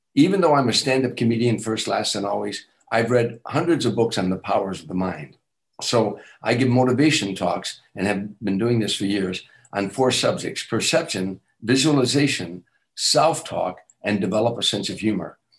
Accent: Chicago, Illinois, United States; moved away as an adult; I'm from Chicago

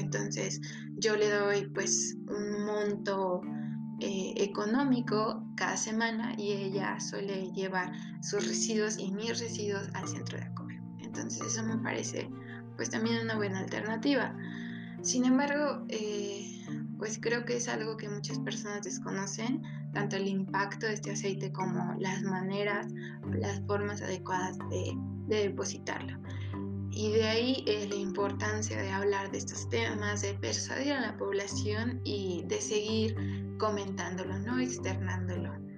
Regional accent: Mexico; como mexicanos

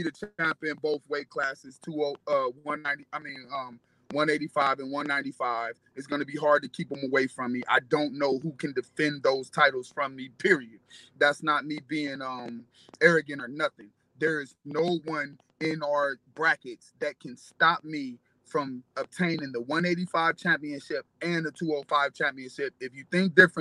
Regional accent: Cleveland, Ohio, United States; I'm from Cleveland, Ohio

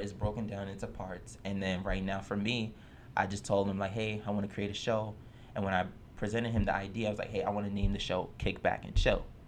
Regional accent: New York City, New York, United States; I was born and raised in the Lower East Side.

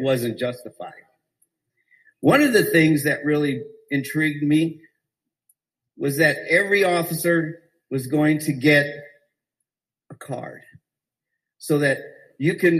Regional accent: Phoenix, Arizona, United States; I was a kid growing up in Wedgwood helping the police.

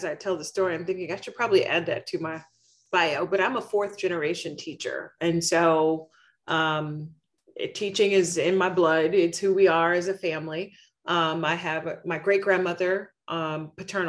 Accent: Oklahoma City, Oklahoma, United States; moved away as an adult; also born or lived in Hartford, Connecticut; As a kid growing up in Oklahoma City public schools

